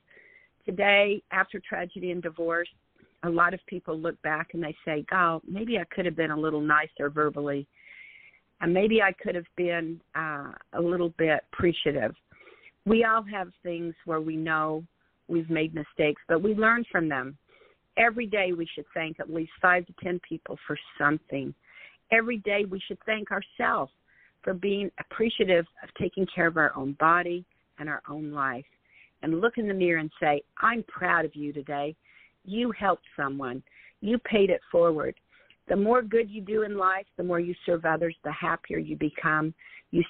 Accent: Salt Lake City, Utah, United States; moved away as an adult; also born or lived in New Jersey; I grew up in Salt Lake City, Utah

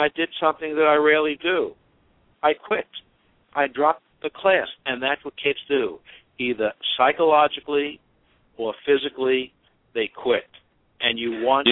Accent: New York City, New York, United States; I came from Brooklyn Projects

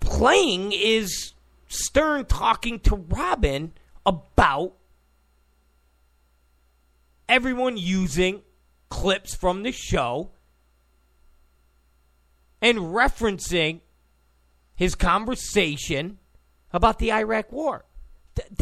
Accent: New York, United States; I grew up in New York

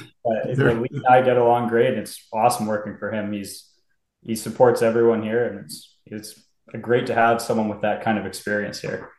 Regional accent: Duncan, British Columbia, Canada; moved away as an adult; also born or lived in Ontario / Alberta; now in Inverness, Canada; then we moved out west from Ontario when I was about 4 years old, because he was building a golf course in Duncan, British Columbia, on Vancouver Island there.

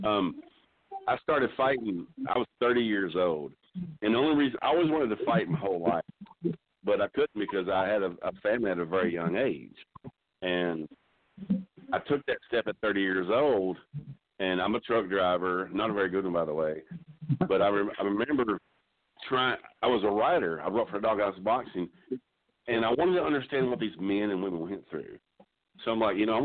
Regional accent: Texas, United States; I'm from Texas

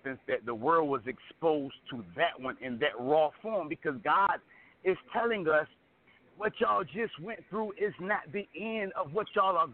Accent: Portsmouth, Virginia, United States; I was born in Portsmouth

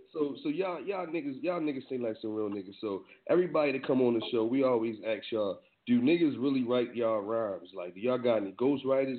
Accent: East Coast, United States; now in West Coast, United States; I'm from the East Coast, and I know it ain't a lot of cats on my side of the world. I'm out here on the West though

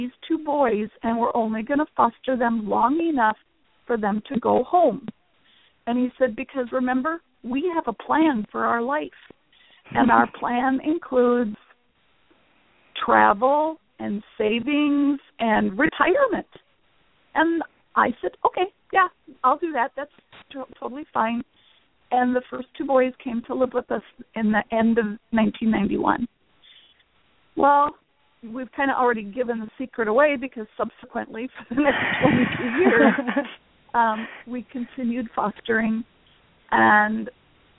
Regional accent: North Dakota, United States; moved away as an adult; also born or lived in Minnesota; now in Washington, United States; I was born and raised in North Dakota

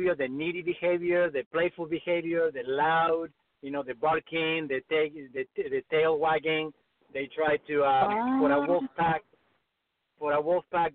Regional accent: Argentina; moved away as an adult; now in Los Angeles, United States; I grew up in Argentina, and I came to the States to study with an author

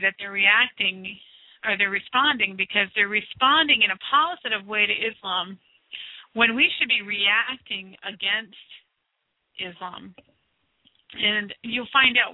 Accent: United States; I am from the United States of America

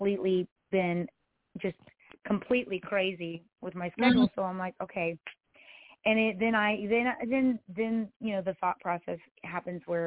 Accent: Texas, United States; I'm a artist from Texas

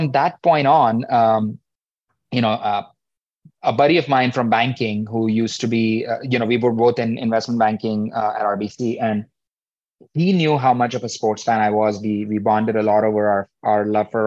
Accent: India; moved away as an adult; also born or lived in Mumbai, India / Atlanta, United States; now in New York, United States; I grew up in India, as you said, finished my undergrad back there, University of Mumbai, and came to the US

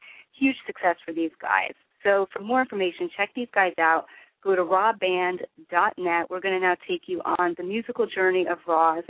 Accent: New Jersey, United States; New Jersey because that's where I'm from

